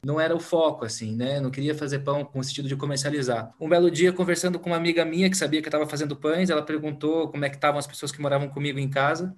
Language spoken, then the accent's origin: Portuguese; Curitiba, Paraná, Brazil; eu sou aqui de Curitiba